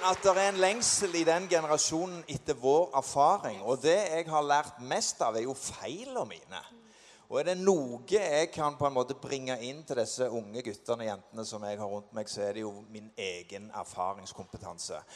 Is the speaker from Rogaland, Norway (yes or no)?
yes; Sandnes, Rogaland, Norway; Jeg vokste opp på Klippen på Sandnes, og vi var unge gutter på 13-14 år.